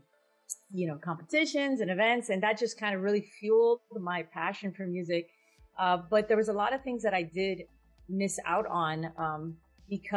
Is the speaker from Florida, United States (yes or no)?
yes; Hialeah, Florida, United States; I grew up in Miami.